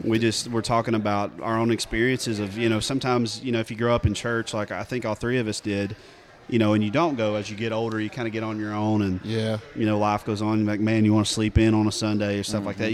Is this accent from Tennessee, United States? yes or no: yes; East Tennessee, United States; growing up in East Tennessee